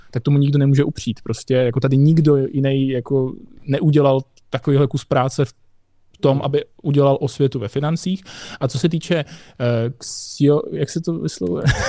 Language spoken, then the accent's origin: Czech; Nové Město nad Metují, East Bohemia, Hradec Králové Region, Czechia; já pocházím z Nového města nad je ve východních Čechách